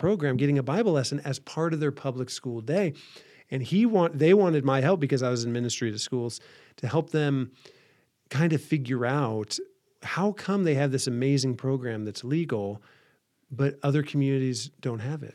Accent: Van Wert, Ohio, United States; from a small town northwest Ohio, so not too far from here.

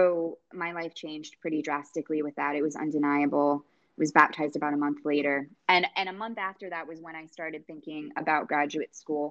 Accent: New York, United States; I'm from New York

